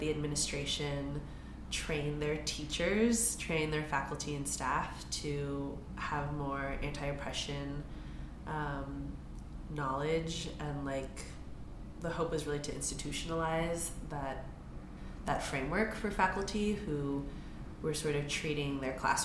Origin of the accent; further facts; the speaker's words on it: San Francisco, California, United States; growing up in San Francisco